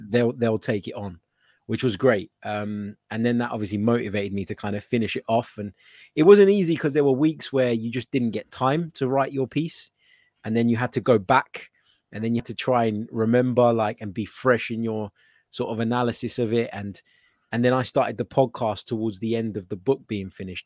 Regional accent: London, United Kingdom; I was born actually in South London

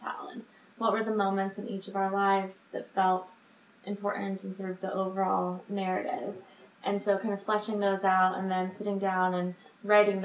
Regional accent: Denver, Colorado, United States; moved away as an adult; I grew up in Denver, sort of in the Rocky Mountain West

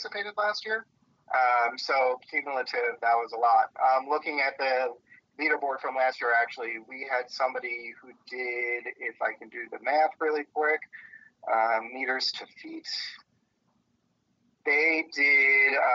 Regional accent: Poconos, Pennsylvania, United States; where I grew up in the Poconos

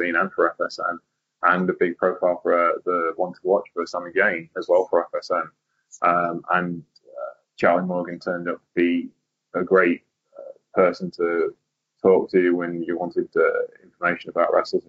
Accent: Lincoln, East Midlands, United Kingdom; I'm from Lincoln as well

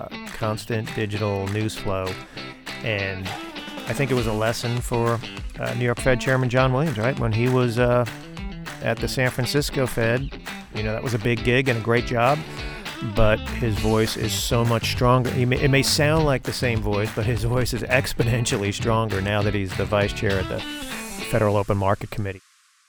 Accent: Ireland; being the Irishman, I was excited to see Shane Lowry win the Open Championship yesterday

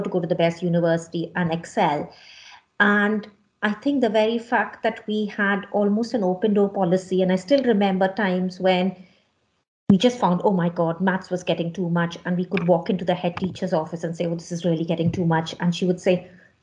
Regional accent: Mumbai, Maharashtra, India; moved away; I was born and brought up in Bombay in India

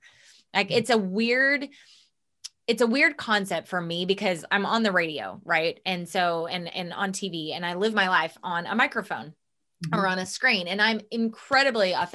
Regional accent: the Bible Belt, United States; We come from the Bible Belt. Mm-hmm. We were both raised deeply and rooted in religion

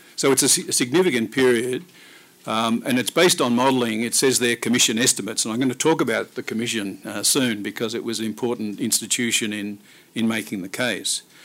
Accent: Australia

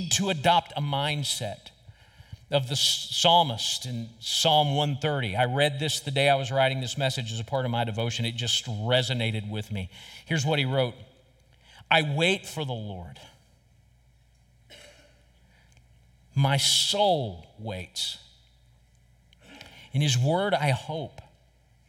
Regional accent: United States; as American Christians

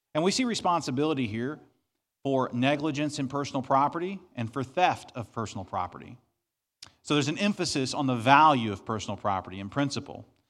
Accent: Southeast Missouri, United States; I grew up in Southeast Missouri on thirty acres of property.

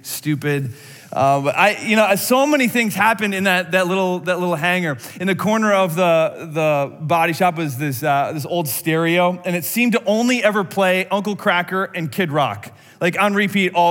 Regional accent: outside of Madison, Wisconsin, United States; I grew up outside of Madison, Wisconsin

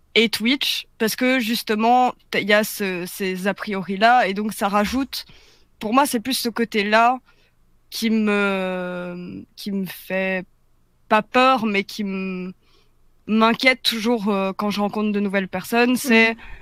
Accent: Belgium; je suis belge

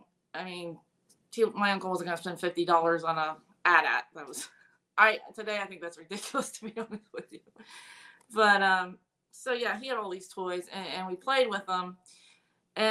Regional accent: Indiana, United States; Well, I grew up in Indiana.

